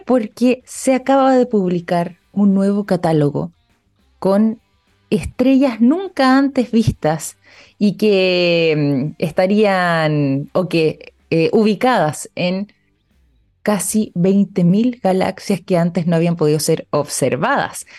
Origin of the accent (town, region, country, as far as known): Chile